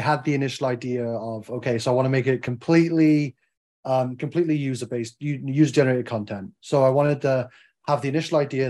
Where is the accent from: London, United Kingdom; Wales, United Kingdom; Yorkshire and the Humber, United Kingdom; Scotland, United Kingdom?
Wales, United Kingdom; I'm Welsh